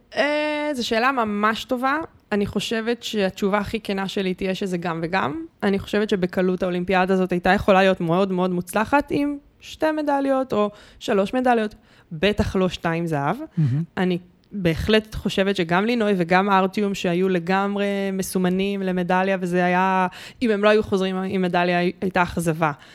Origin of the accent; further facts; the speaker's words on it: Bat Yam, Tel Aviv District, Israel; אני ילדה בת ימית שהלכה לים בלי נעליים